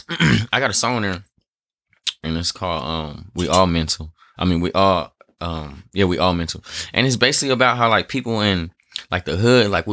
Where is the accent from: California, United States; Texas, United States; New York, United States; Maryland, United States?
California, United States; Long Beach; growing up in Long Beach